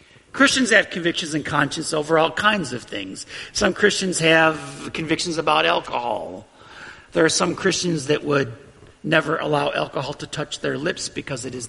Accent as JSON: {"language": "English", "country": "United States", "said": "I value my freedom as an American."}